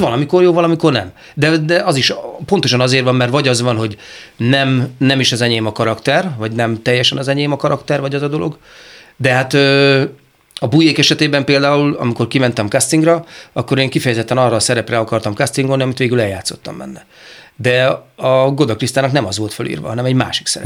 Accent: Szeged, Csongrád-Csanád, Hungary; szegedi vagyok

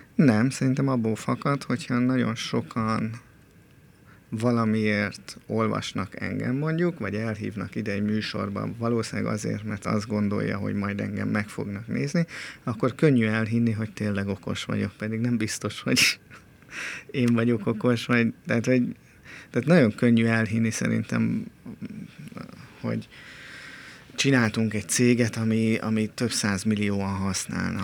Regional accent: Budapest, Hungary; én Pesten nőttem fel a körúton

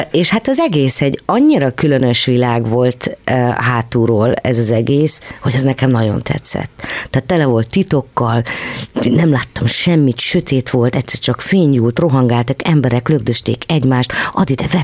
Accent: Tatabánya, Komárom-Esztergom, Hungary; moved away as an adult; also born or lived in Tata / Budapest; Tehát én, én Tatán érettségiztem, és elég jó tanuló voltam. És Tatabányán születtél? Igen

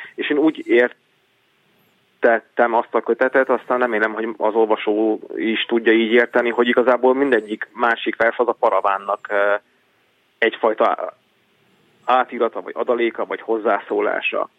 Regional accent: Senta, Vojvodina, Serbia; moved away; also born or lived in Szeged; én Zentán születtem, Zenta az egy olyan város, ahol azért többségében magyarok élnek

